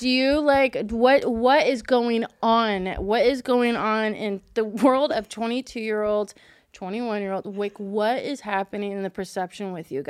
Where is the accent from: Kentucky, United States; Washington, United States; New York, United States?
Kentucky, United States; I'm from Kentucky. My whole family's from Kentucky.